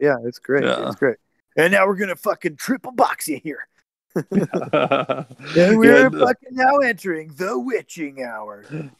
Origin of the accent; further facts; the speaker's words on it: Dauphin, Manitoba, Canada; moved away; I'm fucking from Dauphin